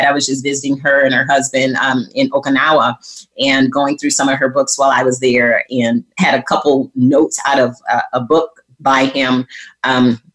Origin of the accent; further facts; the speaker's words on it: Flint, Michigan, United States; growing up in Flint, Michigan